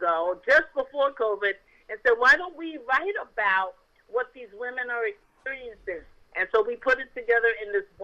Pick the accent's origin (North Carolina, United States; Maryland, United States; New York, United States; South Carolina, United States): New York, United States; New York City; moved away; In New York, I'm from the Boogie Down Bronx